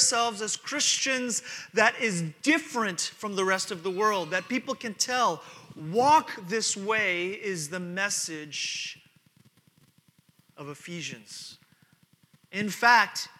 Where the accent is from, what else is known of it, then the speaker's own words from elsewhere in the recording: New York, United States; moved away as an adult; also born or lived in Texas; I'm from New York